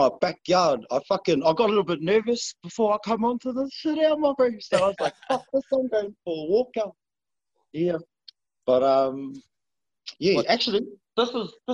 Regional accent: Brisbane, Queensland, Australia; also born or lived in Tingalpa; I grew up in between here and Brisbane

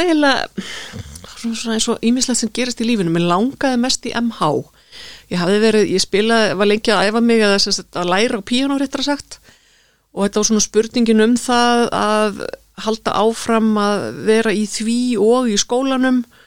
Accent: Reykjavík, Capital Region, Iceland; moved away as an adult; now in Garðabær, Iceland; ég fættu uppalinn í Reykjavík austurbæingur

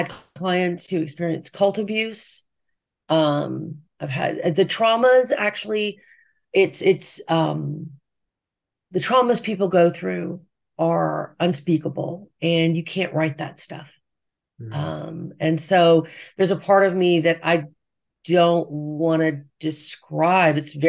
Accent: Texas, United States; I'm from Texas and my mother's from Texas.

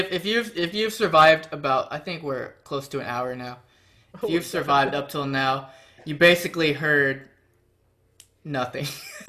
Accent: Houston, Texas, United States; I grew up in Houston

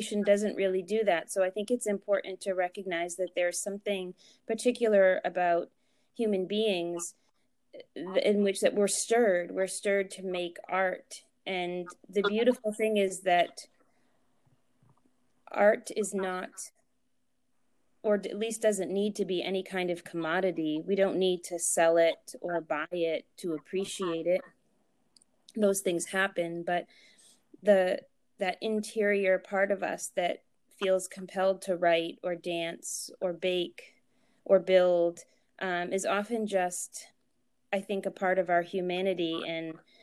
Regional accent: New Hampshire, United States; also born or lived in Boston, Massachusetts; I was born in New Hampshire, raised in New Hampshire

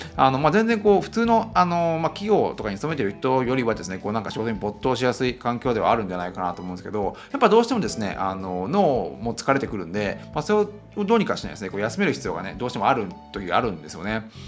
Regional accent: Shizuoka Prefecture countryside, Japan; moved away; 僕の田舎の静岡県の田舎

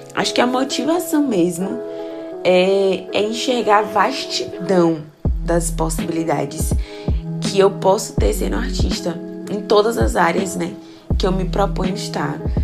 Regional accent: Feira de Santana, Bahia, Brazil; Eu sou de Feira de Santana, Bahia

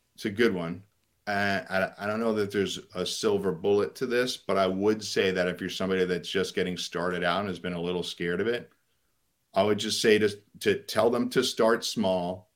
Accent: New York, United States; I grew up in New York

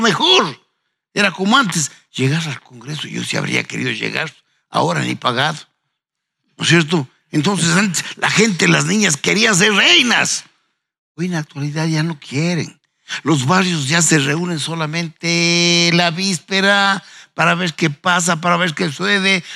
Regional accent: Ambato, Tungurahua, Ecuador; en habiendo nacido en una tierra tan linda como Ambato, los ambateños tenemos

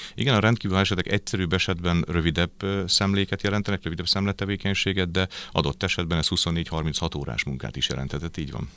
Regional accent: Pécs, Baranya, Hungary; also born or lived in Győr; Győrben születtem, de aztán viszonylag korán édesapám munkája miatt elköltöztünk Pécsre, és aztán Pécsen nőttem föl egészen az érettségig

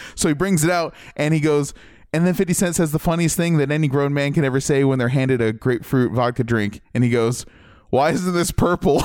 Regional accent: Midwest, Ohio, United States; moved away; I'm from the Midwest originally

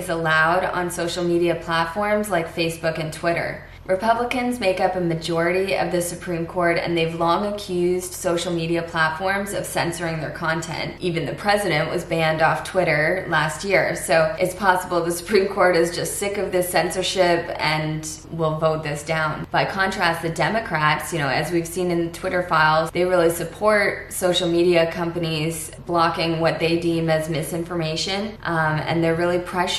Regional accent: Florida, United States; now in Canada; my home state of Florida

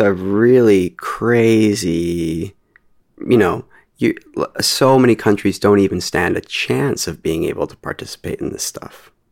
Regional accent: Canada; I'm Canadian

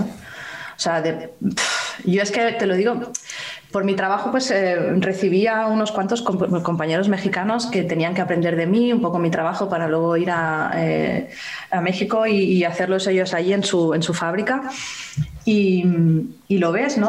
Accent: Spain; yo como española, que vivo aquí

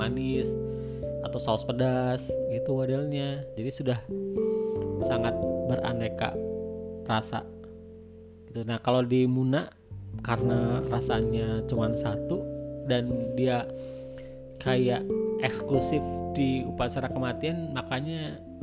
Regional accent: Bogor, West Java, Indonesia; moved away; di kampung saya di Bogor

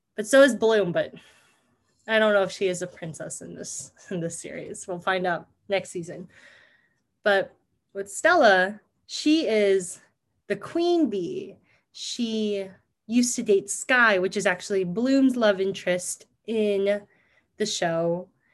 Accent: Philippines; being Filipino

